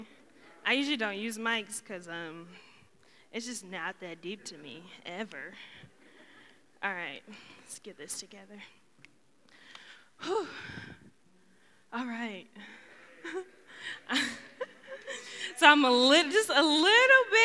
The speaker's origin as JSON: {"language": "English", "town": "Schaumburg", "region": "Illinois", "country": "United States", "moved": "as an adult", "lives_now": "Muncie, United States", "said": "I'm originally from Schaumburg, Illinois"}